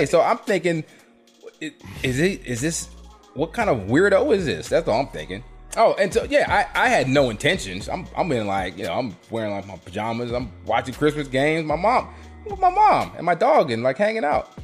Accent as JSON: {"language": "English", "region": "South Carolina", "country": "United States", "tie": "born or raised there", "said": "I grew up in South Carolina"}